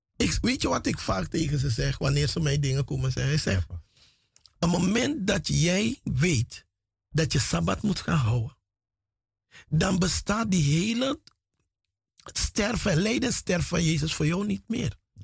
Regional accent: Paramaribo, Paramaribo District, Suriname; moved away as an adult; now in Netherlands; Vanaf mijn derde jaar, derde, vierde jaar ben ik in Paramaribo grootgebracht

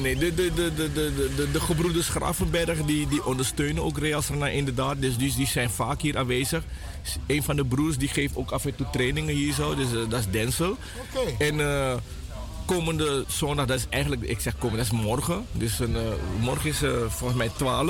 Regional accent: Suriname; now in Netherlands; mijn jeugd was in Suriname

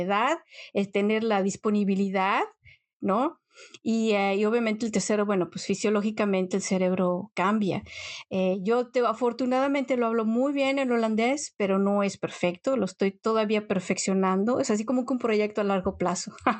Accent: Mexico; moved away as an adult; now in Netherlands; llevas más tiempo en un país extranjero que en el país donde naciste, o sea, es algo que yo no me lo creo. Pero bueno, definitivamente soy mexicana

